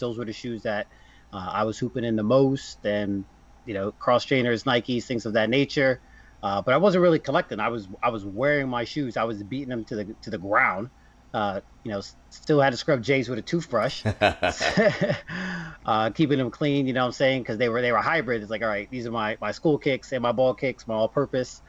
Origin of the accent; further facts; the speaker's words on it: New Jersey, United States; I'm from Jersey